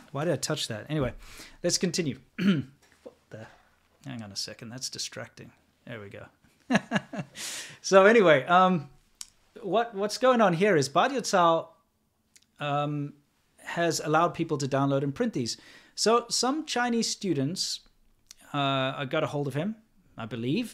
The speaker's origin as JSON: {"language": "English", "country": "South Africa", "moved": "yes", "said": "being a South African, racism is kind of part of my identity"}